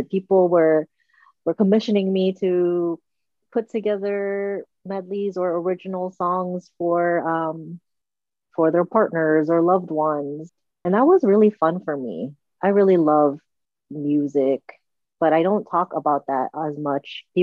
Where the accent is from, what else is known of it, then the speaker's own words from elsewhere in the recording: Okinawa, Japan; the white bitter melon, which I grew up eating in Okinawa